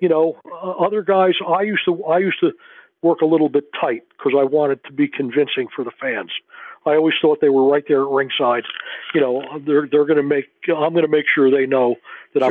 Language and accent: English; New Jersey, United States; moved away as an adult; also born or lived in Missouri; I'm I'm from New Jersey.